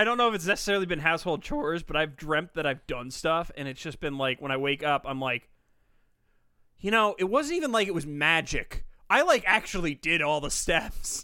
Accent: United States; I'm an American

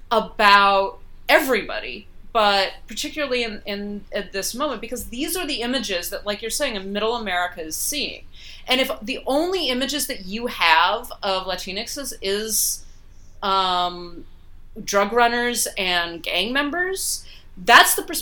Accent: upstate New York, United States; born or raised there; now in New York City, United States

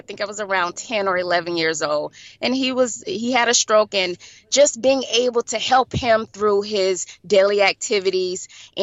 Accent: Fort Lauderdale, Florida, United States; I was born and raised in Fort Lauderdale, Florida.

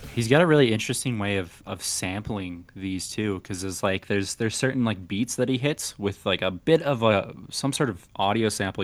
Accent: Canada; We're Canadian

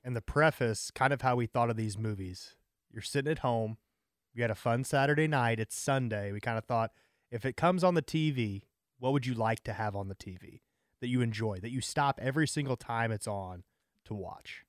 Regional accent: St. Louis, Missouri, United States; I'm from Saint Louis

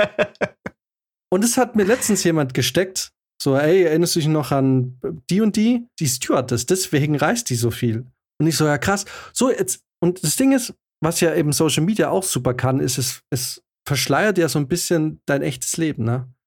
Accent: Swabia, Germany; wir kommen aus dem Schwabenland

